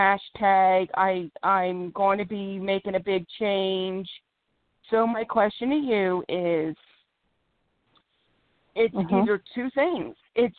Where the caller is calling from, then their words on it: Philadelphia, Pennsylvania, United States; Philadelphia, PA.